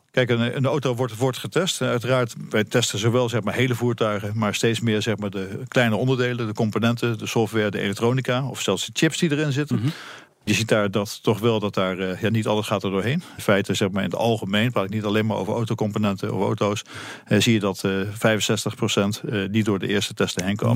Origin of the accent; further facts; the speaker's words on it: Netherlands; ik als Nederlander